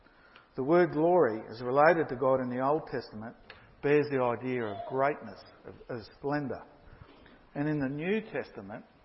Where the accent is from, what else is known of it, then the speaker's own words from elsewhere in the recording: Brisbane, Queensland, Australia; I came from Brisbane initially